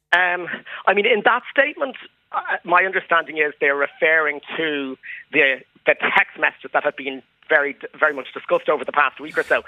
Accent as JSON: {"language": "English", "country": "Ireland", "tie": "born or raised there", "said": "I grew up in Ireland."}